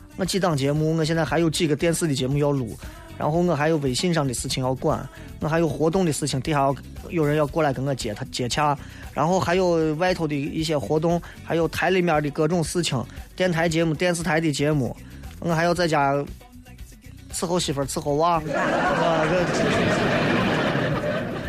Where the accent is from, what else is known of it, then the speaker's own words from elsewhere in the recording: Xi'an, Shaanxi, China; 就是你像我作为一个西安人，我在这里待了这么长时间， 啊， 我在西安住了这三十多年